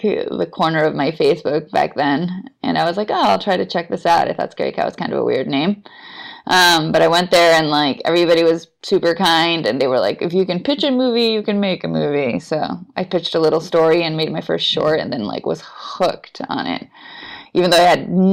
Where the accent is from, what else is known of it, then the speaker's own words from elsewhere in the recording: Bolivia; moved away as an adult; also born or lived in Austin, United States; now in San Francisco, United States; I'm originally from Bolivia. Both my parents are Bolivian, and I grew up there